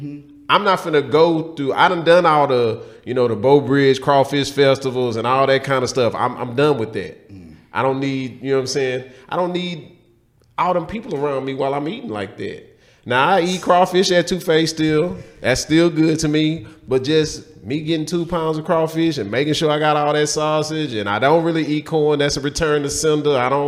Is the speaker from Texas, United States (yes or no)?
yes; Houston, Texas, United States; I'm from Houston.